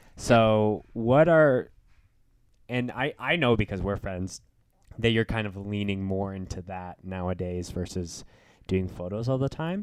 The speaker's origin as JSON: {"language": "English", "town": "Winnipeg", "region": "Manitoba", "country": "Canada", "moved": "yes", "said": "I'm from Winnipeg"}